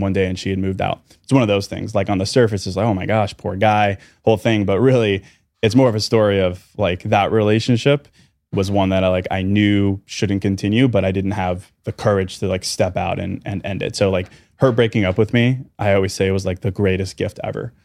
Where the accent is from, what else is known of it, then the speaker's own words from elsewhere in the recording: Chicago, Illinois, United States; Thirty-four, from Chicago.